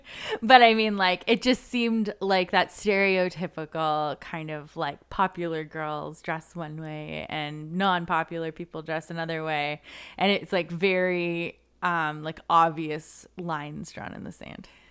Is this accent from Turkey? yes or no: no; Canada; not how we dressed as a Canadian high schooler